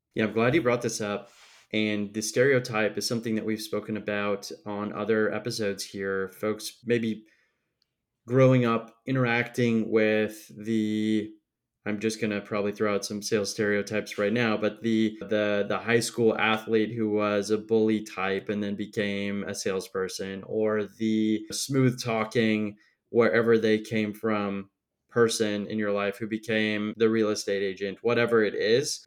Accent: Midwest, United States; I'm obviously from the Midwest, too

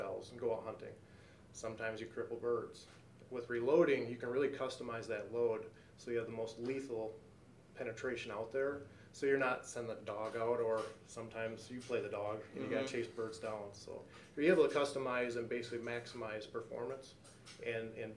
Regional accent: Wisconsin, United States; I grew up in Wisconsin, grew up in the area actually

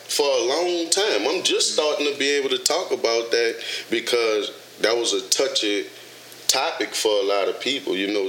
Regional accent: New Orleans, Louisiana, United States; moved away as an adult; now in Dallas, United States; I'm born and raised in New Orleans. Katrina hit in 05, and that's what brought me to Dallas.

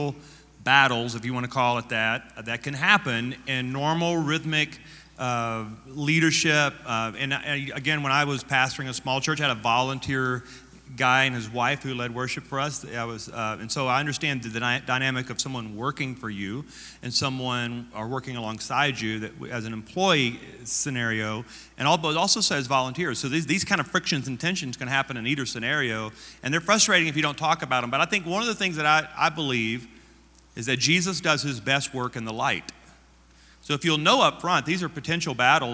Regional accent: Louisiana, United States; I am from Louisiana.

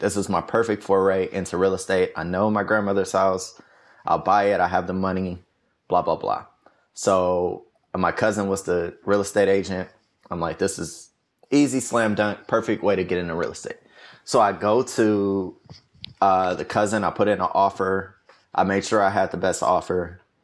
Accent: Detroit, Michigan, United States; moved away as an adult; also born or lived in New York / Atlanta; I grew up in Detroit, uh, my whole life, basically.

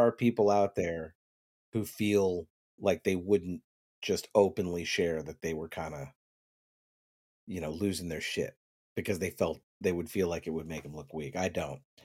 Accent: the South, United States; I was raised in the South

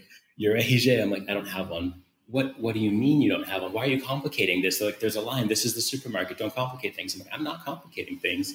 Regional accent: United States; now in Brazil; being American

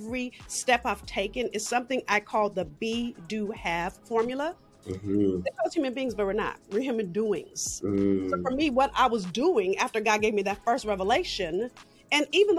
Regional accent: Los Angeles, California, United States; I'm from South Central

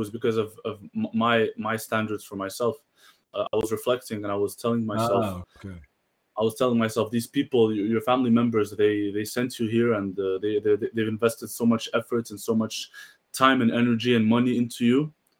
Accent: Marrakesh, Marrakesh-Safi, Morocco

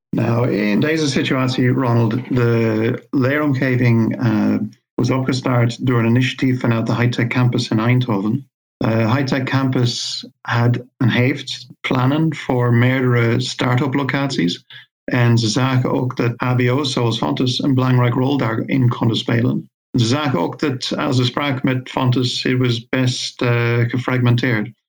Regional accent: Ireland; moved away as an adult; now in Veldhoven, Netherlands; ik kom oorspronkelijk uit Ierland, maar ik woon in Nederland nu 25 jaar

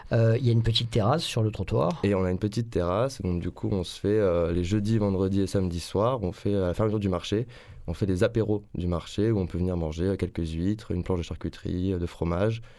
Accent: Île-de-France, France; also born or lived in Toulouse; euh, région parisienne.

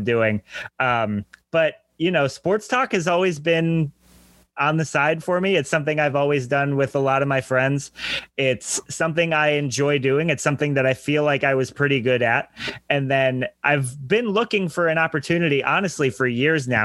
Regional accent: Danbury, Connecticut, United States; I am originally from Danbury, Connecticut

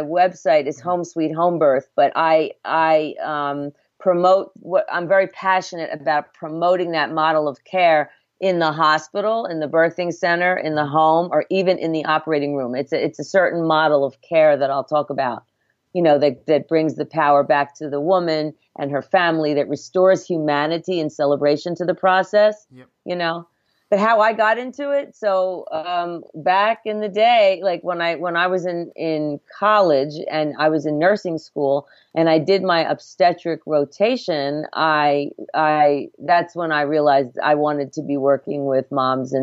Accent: Philadelphia, Pennsylvania, United States; also born or lived in New York (northwest of New York City); now in New York, United States; I'm from Philadelphia, which is about a few hours from here south

